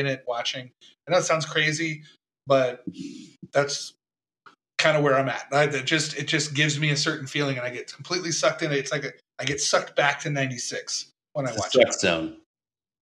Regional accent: Tampa, Florida, United States; I grew up in Tampa

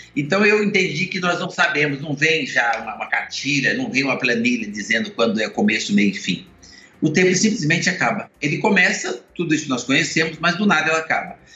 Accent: Minas Gerais, Brazil; now in São Paulo, Brazil; eu sou mineiro

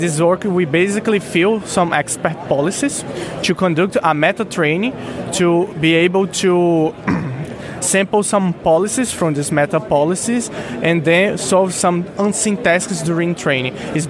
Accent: Brazil; I'm from Brazil.

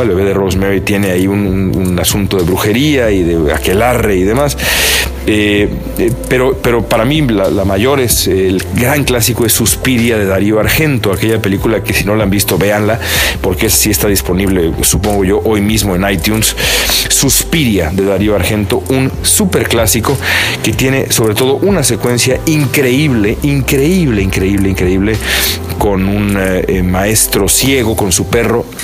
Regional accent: Mexico; now in United States; los mexicanos de acá son, somos tan mexicanos

